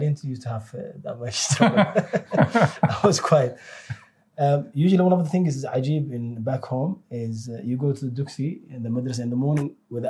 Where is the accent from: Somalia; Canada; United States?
Somalia; also born or lived in South London; now in London, United Kingdom; Alhamdulillah, I'm from South London now at the moment, but originally from Somalia.